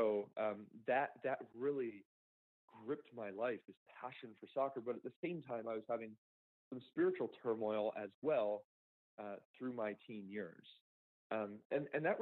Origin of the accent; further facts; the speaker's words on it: Downingtown, Pennsylvania, United States; I grew up outside of Philadelphia, Pennsylvania, in Downingtown.